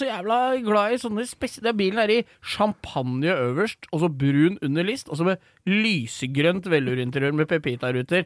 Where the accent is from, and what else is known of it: Romerike, Akershus, Norway